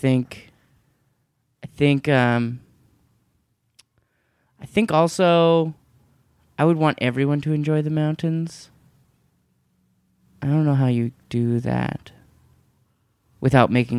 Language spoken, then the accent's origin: English; Burnaby, British Columbia, Canada; I'm from Burnaby, just like outside just outside of Vancouver.